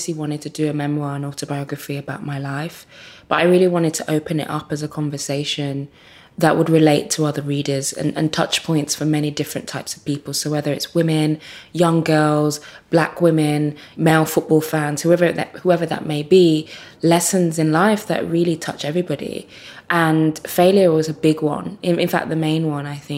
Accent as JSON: {"language": "English", "town": "Birmingham", "region": "West Midlands", "country": "United Kingdom", "tie": "born or raised there", "also_born_or_lived": "Nigeria", "said": "I'm from quite humble beginnings and certainly growing up in Birmingham"}